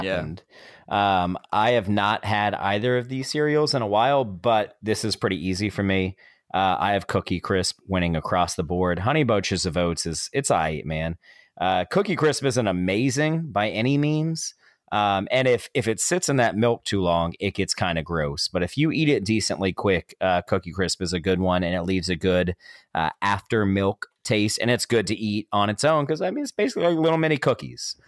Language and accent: English; Tallahassee, Florida, United States; I'm from Tallahassee. I've lived my entire life here